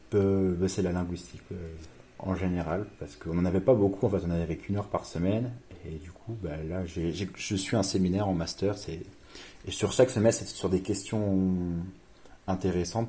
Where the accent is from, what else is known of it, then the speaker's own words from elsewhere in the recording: Reims, Grand Est, France; moved away as an adult; also born or lived in Paris / Seville; Moi, je viens de Reims de base et je suis allé à Paris